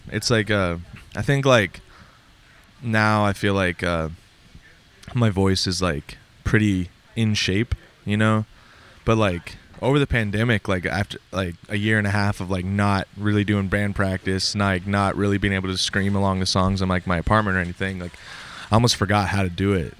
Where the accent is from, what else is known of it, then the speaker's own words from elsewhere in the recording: Montana, United States; moved away as an adult; also born or lived in Minnesota; I'm originally from Montana. I grew up, like, in Montana. When I was nineteen, I moved to Minnesota